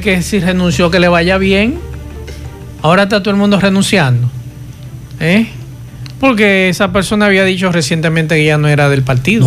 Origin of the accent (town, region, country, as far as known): Dominican Republic